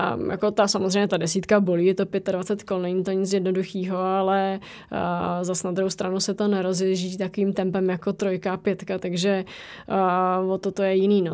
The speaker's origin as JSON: {"language": "Czech", "country": "Czechia", "said": "jsme z České republiky"}